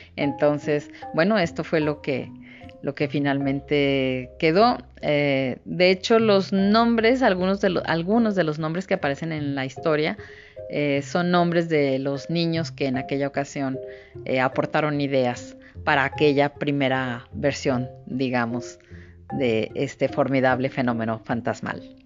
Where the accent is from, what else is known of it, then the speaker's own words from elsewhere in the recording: Torreón, Coahuila, Mexico; yo soy de Torreón, pues estoy en la comarca lagunera.